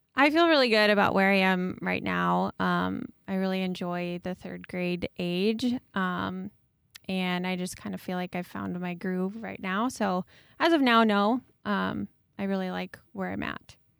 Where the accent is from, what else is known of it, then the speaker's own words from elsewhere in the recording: New Hartford, Iowa, United States; I grew up just down the street from Kaylee in New Hartford